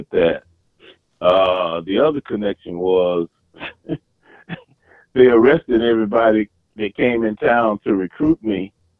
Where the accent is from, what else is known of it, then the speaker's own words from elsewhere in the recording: Marianna, Arkansas, United States; also born or lived in Forest City, Arkansas; I was born in Forest City. Okay. All right. And grew up in Mariana.